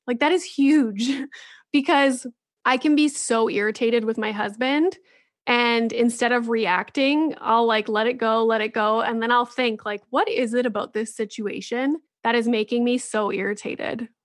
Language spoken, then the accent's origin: English; Sudbury, Ontario, Canada; my hometown in Sudbury.